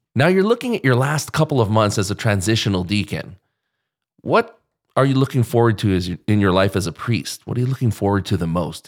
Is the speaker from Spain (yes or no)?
no; Philippines; I have a Spanish last name, but I'm, I'm Filipino